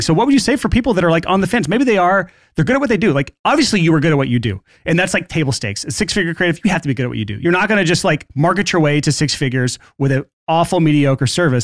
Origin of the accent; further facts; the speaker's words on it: Alabama, United States; I am from Alabama